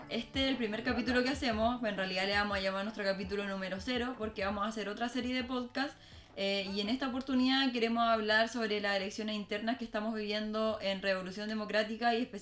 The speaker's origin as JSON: {"language": "Spanish", "town": "Talcahuano", "region": "Biobío", "country": "Chile", "tie": "born or raised there", "also_born_or_lived": "Viña del Mar / Valparaíso", "said": "Estuve dos años, de hecho, dos años y medio en Valpo y me vine a Talcahuano muy bebé."}